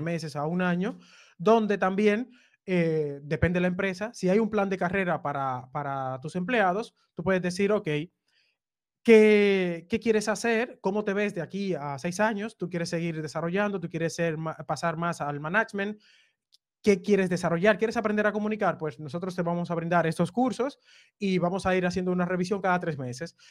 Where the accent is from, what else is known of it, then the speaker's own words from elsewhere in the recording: Cibao, Dominican Republic; now in Barcelona, Spain; mis padres son del, sur, los dos, pero yo nací en el Cibao.